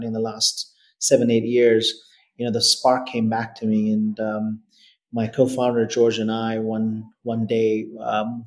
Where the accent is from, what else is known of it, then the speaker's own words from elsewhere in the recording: Delhi, India; moved away as an adult; now in Australia; I grew up in Delhi. I did my high schooling in Delhi, and I moved to Australia to do university